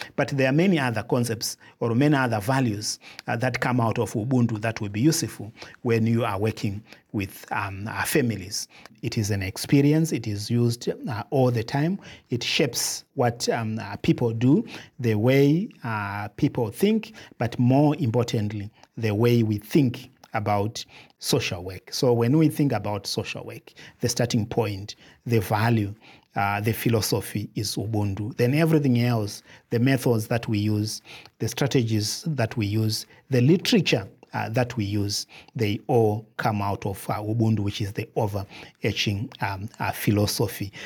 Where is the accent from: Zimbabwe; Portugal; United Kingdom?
Zimbabwe; I come from Zimbabwe